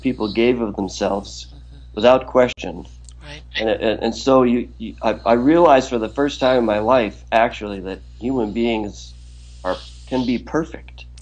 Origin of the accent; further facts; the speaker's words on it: Wisconsin, United States; moved away as an adult; now in New York, United States; I grew up in Wisconsin and am a diehard Packer fan